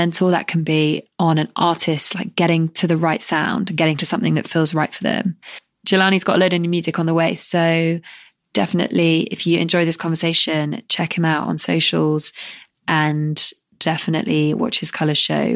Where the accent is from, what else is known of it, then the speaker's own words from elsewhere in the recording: Devon, South West England, United Kingdom; I grew up in Devon